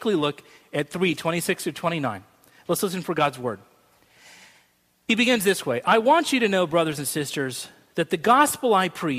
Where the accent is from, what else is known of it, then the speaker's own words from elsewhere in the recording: Boise, Idaho, United States; moved away; I grew up in Boise, Idaho